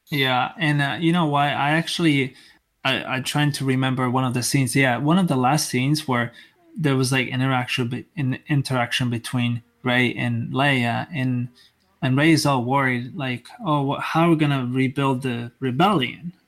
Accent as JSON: {"language": "English", "country": "Italy", "moved": "yes", "said": "I'm actually originally from Italy"}